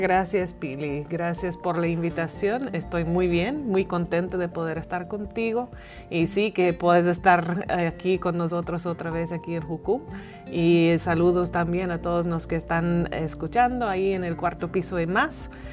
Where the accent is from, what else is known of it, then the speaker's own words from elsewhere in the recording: Northern Ireland, United Kingdom; first language English; Spanish is a second language; moved away as an adult; also born or lived in England / Bolivia / Dublin, Ireland; now in Mexico; yo nací en Irlanda del Norte, crecí ahí en una familia cristiana